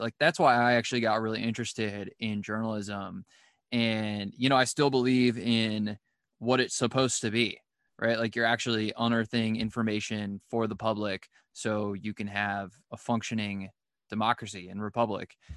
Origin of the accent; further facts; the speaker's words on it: Cleveland, Ohio, United States; I'm from Cleveland